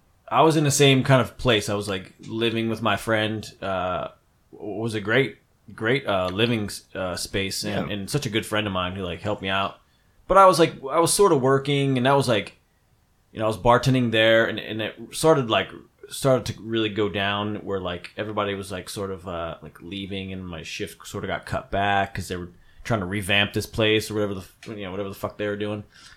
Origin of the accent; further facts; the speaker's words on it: New Jersey, United States; He's like, where are you from? So I'm from New Jersey, you know?